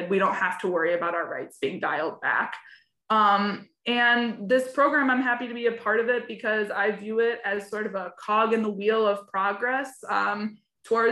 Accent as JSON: {"language": "English", "region": "Michigan", "country": "United States", "moved": "yes", "lives_now": "Illinois, United States", "said": "I'm actually not an Illinois native. I'm from Michigan"}